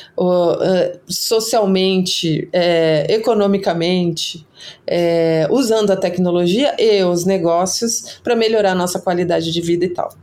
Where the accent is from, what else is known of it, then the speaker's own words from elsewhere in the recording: Brazil; orgulho de ser brasileiro